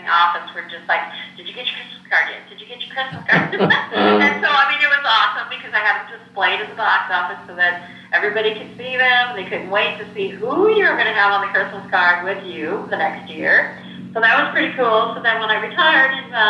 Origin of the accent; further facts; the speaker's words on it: Wellman, Iowa, United States; I actually am a utility clerk here in the city of Wellman, where I grew up around here in the Kelowna Wellman area